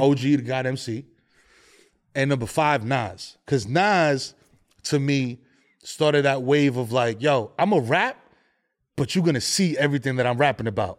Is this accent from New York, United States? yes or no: yes; New York City, New York, United States; Born and raised in the Bronx